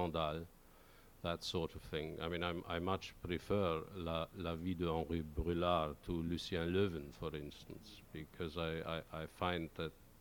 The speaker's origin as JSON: {"language": "English", "town": "Oberstdorf", "region": "Bavaria", "country": "Germany", "tie": "born or raised there", "accent": "regional accent in German", "second_language": "English", "moved": "yes", "lives_now": "Norwich, United Kingdom"}